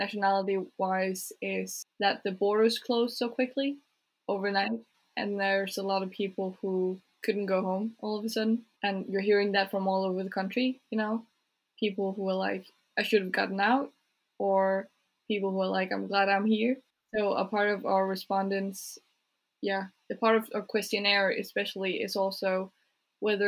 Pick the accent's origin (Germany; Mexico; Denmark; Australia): Denmark; Jutland; My parents are from Jutland. I'm from Jutland